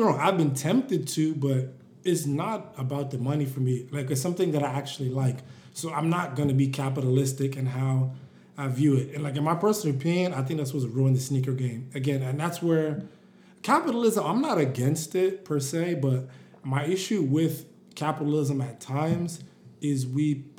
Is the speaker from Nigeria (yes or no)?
yes; Nigeria; And I also felt like being Nigerian, just being African, and we could kind of joke about this, talk about this too.